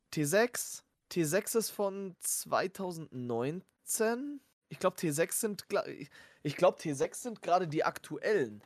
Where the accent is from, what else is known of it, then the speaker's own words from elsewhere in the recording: Germany; wir sind Deutsche